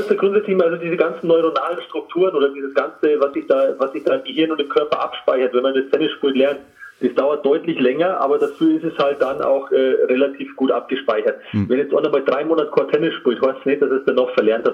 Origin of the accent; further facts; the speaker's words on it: Trostberg, Bavaria, Germany; also born or lived in Rosenheim area; now in Kolbermoor, Germany; Ursprünglich bin ich in Trostberg aufgewachsen